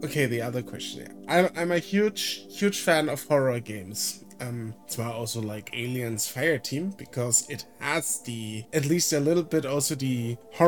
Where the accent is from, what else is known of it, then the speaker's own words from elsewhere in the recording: Germany; English is a second language; I'm from Germany